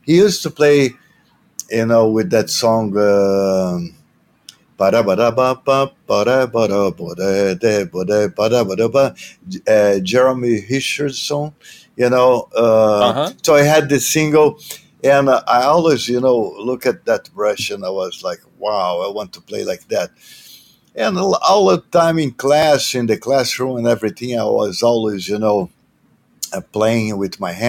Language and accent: English; Rio de Janeiro, Brazil; I was born in Rio a long time ago, in 1951.